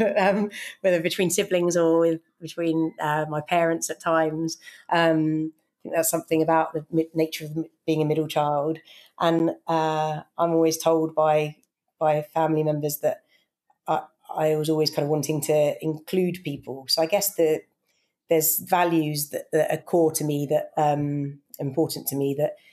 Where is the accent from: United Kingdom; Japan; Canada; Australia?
United Kingdom; I grew up in just outside London